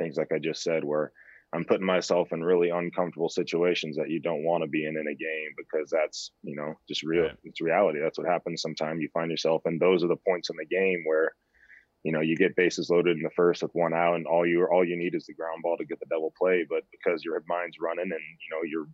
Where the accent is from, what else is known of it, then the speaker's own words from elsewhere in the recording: San Diego, California, United States; back to my hometown